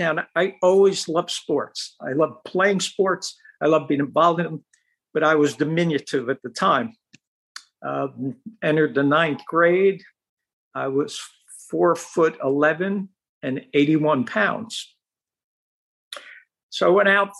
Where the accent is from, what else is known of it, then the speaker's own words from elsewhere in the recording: Newark, New Jersey, United States; I grew up in Center City, Newark, a little towards the north